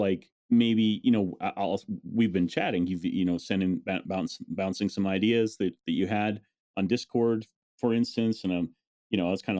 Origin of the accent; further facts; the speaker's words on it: North Dakota, United States; I grew up in North Dakota.